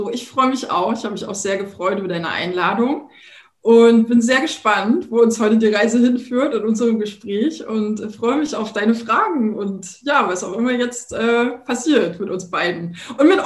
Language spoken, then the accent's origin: German; Thuringia, Germany; now in Berlin, Germany; Ich komme ja ursprünglich aus Thüringen, bin jetzt seit, das muss ich mal kurz rechnen, 26 Jahren in Berlin und bin da sehr behütet aufgewachsen